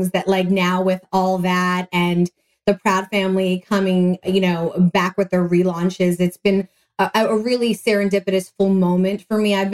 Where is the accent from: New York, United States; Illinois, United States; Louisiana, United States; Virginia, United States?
New York, United States; New York City; moved away; also born or lived in Orlando, Florida; the only person out of Manhattan, New York, because I'm from New York.